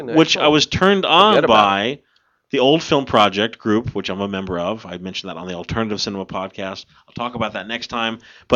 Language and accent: English; New Jersey, United States; we are from New Jersey